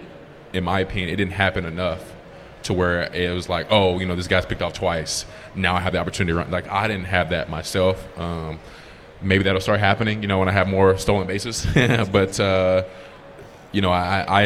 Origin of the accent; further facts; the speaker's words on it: Atlanta, Georgia, United States; I'm from Atlanta